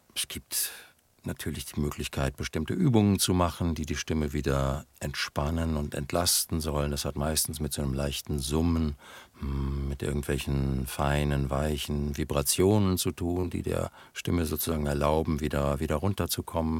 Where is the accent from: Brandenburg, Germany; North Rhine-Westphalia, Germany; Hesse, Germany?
North Rhine-Westphalia, Germany; ich bin Westfale. Ich bekenne mich dazu. Ich bin, ich meine, wir Westfalen sind die Berner Deutschlands. Wir sind langsam